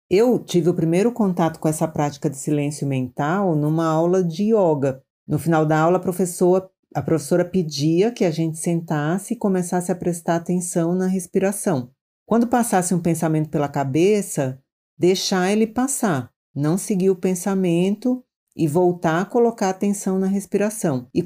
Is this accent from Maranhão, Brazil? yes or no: yes; Maranhão, Brazil; now in São Paulo, Brazil; eu sou do Maranhão, mas já moro em São Paulo há muitos anos.